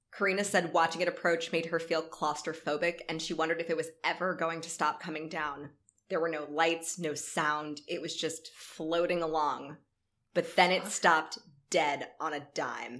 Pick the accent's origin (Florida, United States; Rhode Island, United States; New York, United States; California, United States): Florida, United States; Live Oak; where I grew up in North Florida, which was like Live Oak.